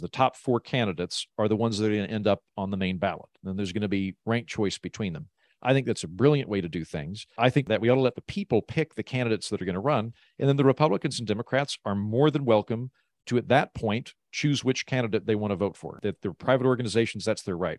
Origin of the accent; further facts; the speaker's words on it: Oklahoma, United States; moved away; I'm from Oklahoma, so I'm from the middle of the country, but I tend to live in very blue, creative, cosmopolitan cities